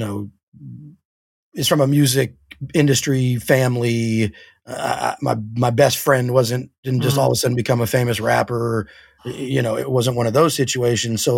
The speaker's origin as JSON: {"language": "English", "town": "Oakland", "region": "California", "country": "United States", "tie": "born or raised there", "moved": "as an adult", "lives_now": "Los Angeles, United States", "said": "I'm from Oakland"}